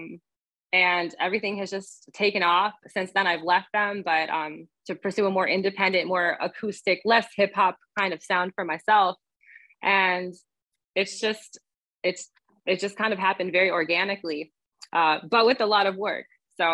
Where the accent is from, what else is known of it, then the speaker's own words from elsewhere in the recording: Cleveland, Ohio, United States; moved away; I grew up in Cleveland.